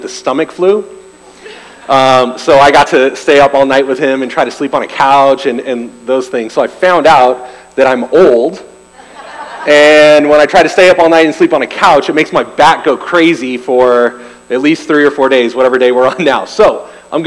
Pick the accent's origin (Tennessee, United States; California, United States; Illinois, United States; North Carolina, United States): California, United States; Bay Area, Northern; now in Arizona, United States; I grew up in Northern California in the Bay Area